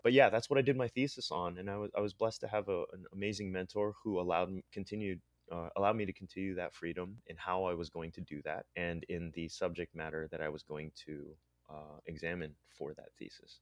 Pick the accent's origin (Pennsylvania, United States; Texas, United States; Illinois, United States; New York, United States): Pennsylvania, United States; State College; moved away as an adult; also born or lived in Philippines; now in San Francisco, United States; I'm, I'm actually from State College, Pennsylvania. I'm actually, uh, an immigrant from the Philippines. My parents brought me here in eighty-nine